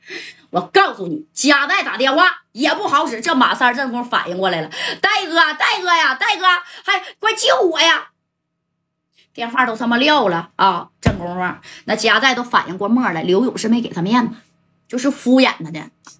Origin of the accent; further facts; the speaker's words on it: Northeast China, China; accent: Northeastern Mandarin; 俺们东北话来说，纯铁哥们啊。